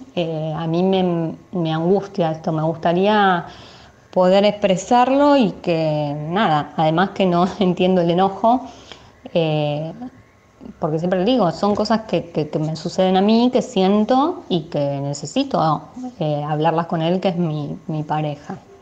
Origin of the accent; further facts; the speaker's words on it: Buenos Aires, Argentina; soy de Buenos Aires